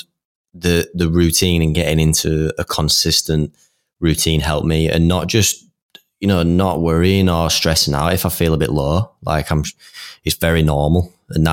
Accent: Leeds, Yorkshire and the Humber, United Kingdom; we're both from Leeds.

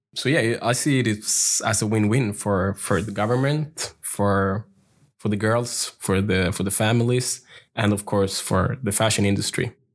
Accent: Sweden; growing up in Sweden, uh, with my heritage from Ethiopia

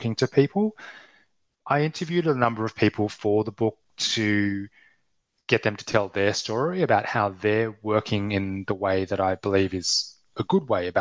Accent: Australia; accent: Australian; I'm Australian accent

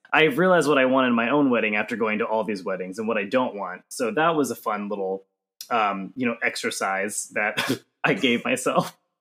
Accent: Johnson City, Tennessee, United States; moved away; I grew up in East Tennessee

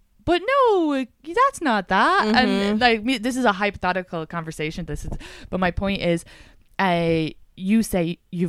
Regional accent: Ireland; I'm so Irish

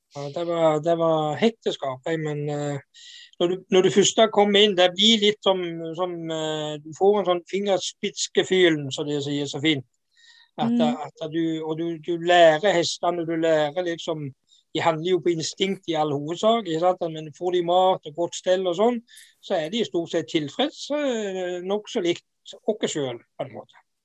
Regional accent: Jæren, Rogaland, Norway; moved away; also born or lived in Sørlandet; Jeg er jo jærbu

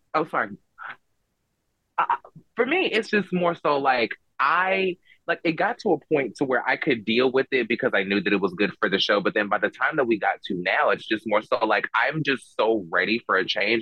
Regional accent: Georgia, United States; I grew up in the suburbs of Georgia

